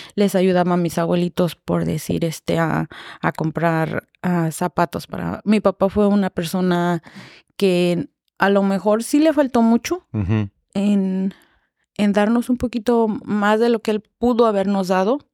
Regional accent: Irapuato, Guanajuato, Mexico; moved away as an adult; Yo soy de Irapuato, Guanajuato, bueno, un pueblito de Irapuato, Guanajuato, se llama La Trinidad Temascatío

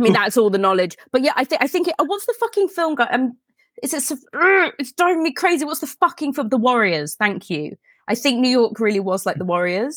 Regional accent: Elstree, East of England, United Kingdom; I grew up near Elstree

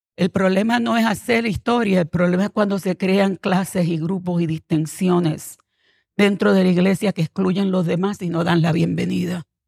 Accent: Puerto Rico; moved away; also born or lived in New Jersey; soy puertorriqueña

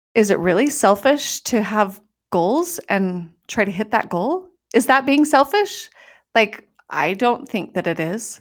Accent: Utah, United States; moved away as an adult; I was gonna come home and live in the house that I grew up

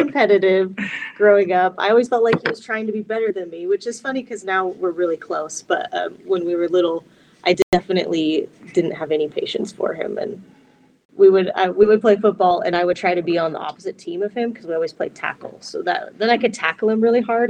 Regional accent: Washington, District of Columbia, United States; I was actually born in Washington, D.C.

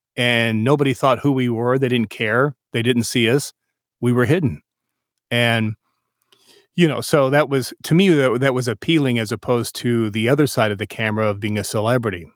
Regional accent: New Mexico, United States; I was born in New Mexico

